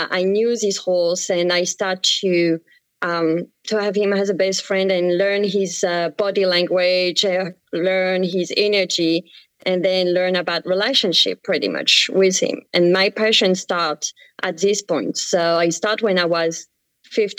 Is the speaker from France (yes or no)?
yes; France; accent: French; English is a second language; moved away as an adult; now in Belchertown, United States; you may hear with my accent, I come from France.